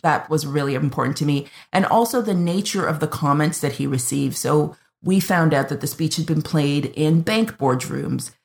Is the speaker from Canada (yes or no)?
yes; Canada; I'm the Canadian